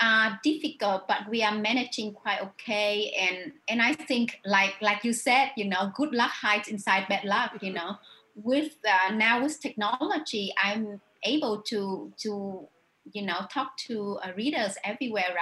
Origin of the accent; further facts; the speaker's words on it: South Vietnam, Vietnam; English is a second language; moved away as an adult; also born or lived in Australia; I was born in North Vietnam and I grew up in the South of Vietnam.